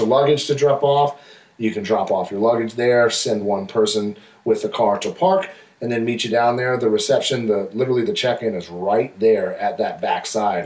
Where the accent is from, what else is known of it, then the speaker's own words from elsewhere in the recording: Florida, United States; now in Las Vegas, United States; I come from Florida